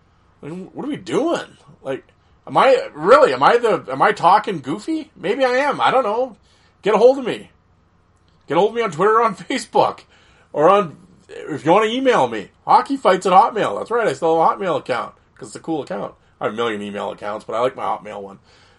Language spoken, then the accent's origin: English; Canada; as a fan of the page, as a Canadian, I have my own top 5 enforcers list.